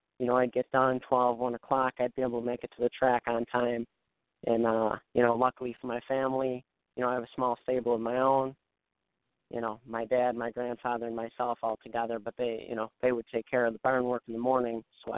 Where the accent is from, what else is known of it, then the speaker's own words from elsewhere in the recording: Buffalo, New York, United States; growing up in the Buffalo area